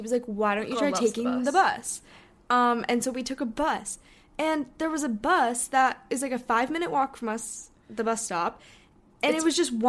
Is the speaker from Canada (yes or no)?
no; Hong Kong; one of our friends that we grew up with in Hong Kong, she goes to school in London now.